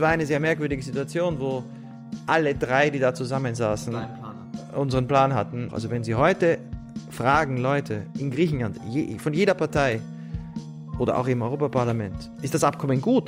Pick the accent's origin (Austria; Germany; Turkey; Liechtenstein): Austria; Vienna; Ich bin in Wien aufgewachsen